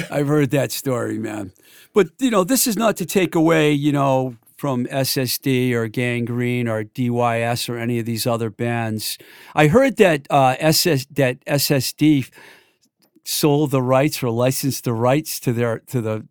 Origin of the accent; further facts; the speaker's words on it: Webster, Massachusetts, United States; I'm not from Leominster. I'm from Webster.